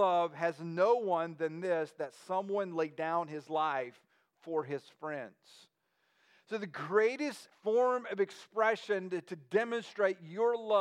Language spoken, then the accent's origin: English; United States